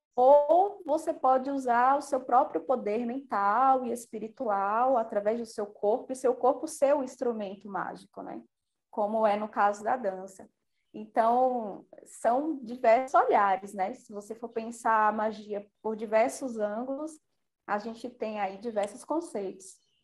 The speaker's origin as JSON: {"language": "Portuguese", "region": "Bahia", "country": "Brazil", "said": "eu sou baiana e eu queria entender essa ancestralidade"}